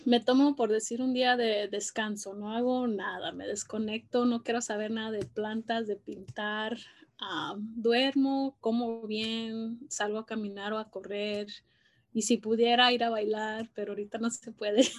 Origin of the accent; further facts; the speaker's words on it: Los Angeles, California, United States; crecí aquí en Los Ángeles, en la ciudad de Boyle Heights